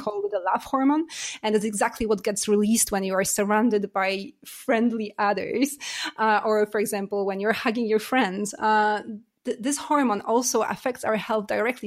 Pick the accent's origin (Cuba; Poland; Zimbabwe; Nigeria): Poland; also born or lived in United States / Canada / Singapore / Germany; now in France; I was born in Poland. I lived in U S, in Canada. I'm Canadian as well. And, uh, I've lived in Singapore and Germany and now France.